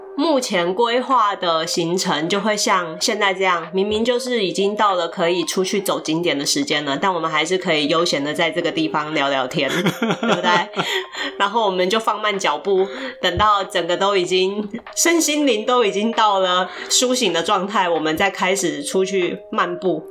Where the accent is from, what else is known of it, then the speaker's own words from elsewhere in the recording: Taiwan; 我自己虽然出生在台湾